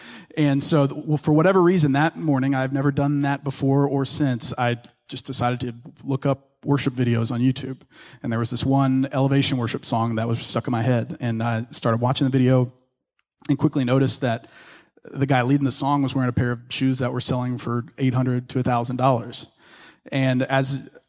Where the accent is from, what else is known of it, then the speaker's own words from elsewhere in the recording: the South, United States; now in Dallas, United States; I also grew up in church. I've been a Christian my entire life. I grew up in the South, and so it's almost a given.